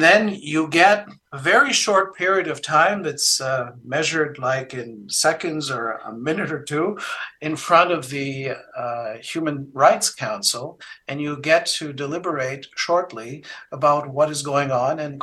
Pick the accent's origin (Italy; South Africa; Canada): Canada; moved away as an adult; now in Germany; When I was living in Canada, I'm originally a Canadian